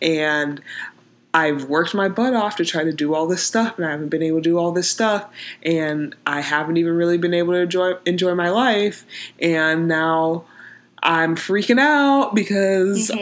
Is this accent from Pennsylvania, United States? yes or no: yes; Pittsburgh, Pennsylvania, United States; I'm from Pittsburgh